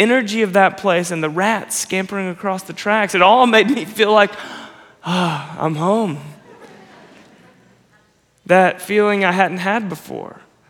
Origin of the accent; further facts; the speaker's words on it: Nashville, Tennessee, United States; also born or lived in Florida / Chicago / New York City; I was born in Nashville. That was home for me for my whole childhood. My family moved, and then I went to high school in Florida.